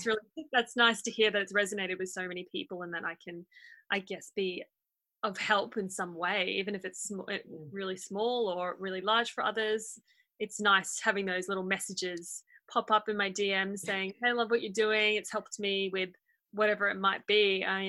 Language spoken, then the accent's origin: English; Port Moresby, National Capital District, Papua New Guinea; Yeah, that's right. I grew up in Port Moresby. I was born there.